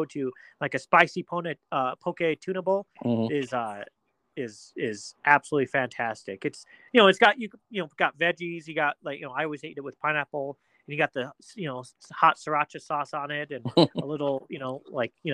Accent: Pueblo, Colorado, United States; growing up in Pueblo

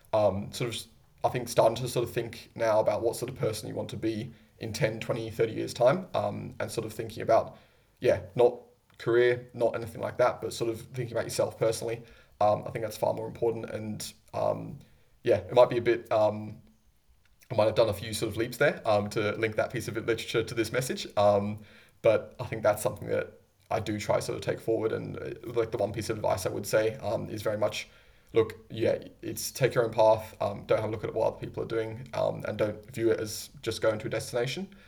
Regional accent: England, United Kingdom; now in Sydney, Australia; I was born there

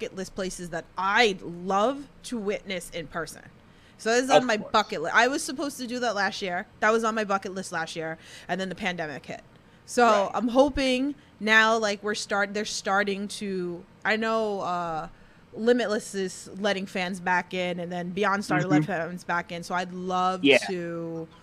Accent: New York, United States; we're from New York

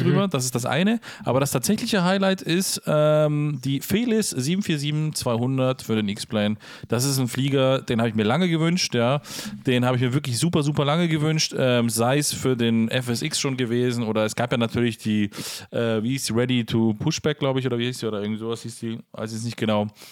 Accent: Herten, Germany; da, wo ich aufgewachsen bin, zur Schule gegangen bin, letzten Endes äh, zwar nicht gebürtig herkomme, spielt aber keine Rolle, ist der kleine Flugplatz Herten

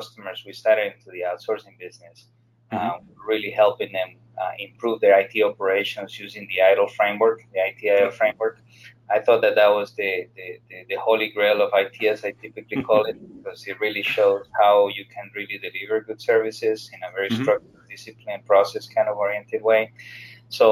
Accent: Colombia; now in Fort Lauderdale, United States; I'm from Colombia myself

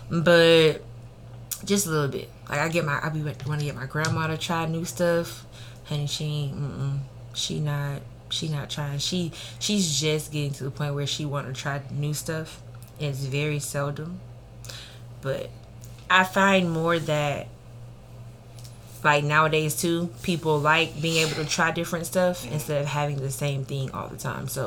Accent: the South, United States; Cause growing up in the South, you know, you always gonna have the same stuff over and over and over.

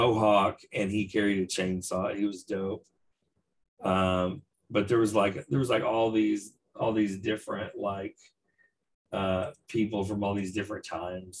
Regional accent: Odessa, Texas, United States; Shout out to Odessa, Texas. That's my hometown

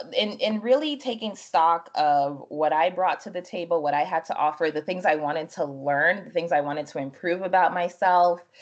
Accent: New Jersey, United States; also born or lived in Freetown, Sierra Leone; my family came here when I was five going on six, and we settled in New Jersey. So I grew up in New Jersey

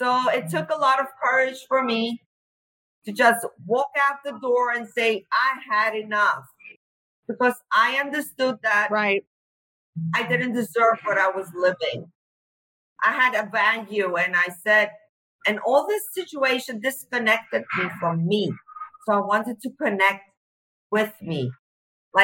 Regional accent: Cyprus; I'm from Cyprus.

